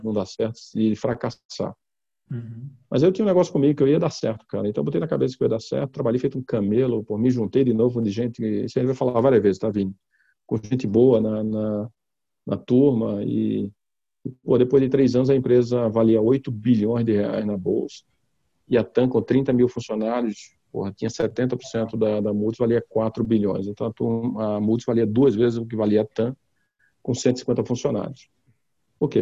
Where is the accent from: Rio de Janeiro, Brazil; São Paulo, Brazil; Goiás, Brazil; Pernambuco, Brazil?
Pernambuco, Brazil; also born or lived in Walnut Creek, California, United States; E voltei para o Brasil, né, para Pernambuco. Meu pai é pernambucano, minha mãe é pernambucana. Voltei com um ano e meio de idade. E terminei fazendo a minha educação toda primária, porra, minha adolescência toda lá